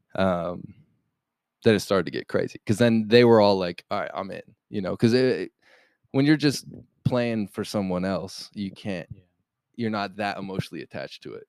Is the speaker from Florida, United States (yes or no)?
no; Golden, Colorado, United States; moved away as an adult; now in Los Angeles, United States; I come from Golden, Colorado, man. Like small town, no musicians